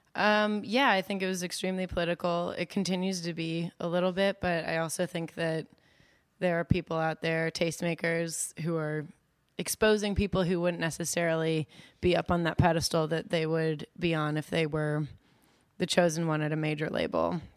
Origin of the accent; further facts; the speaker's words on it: Potomac, Maryland, United States; I'm from Potomac, Maryland